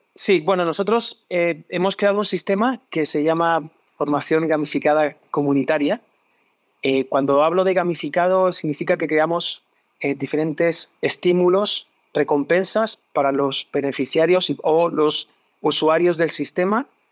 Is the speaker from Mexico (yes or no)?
no; Madrid, Community of Madrid, Spain; moved away as an adult; also born or lived in England / Barcelona; now in Chile; Yo soy español, nací en Madrid, en una familia de gastrónomos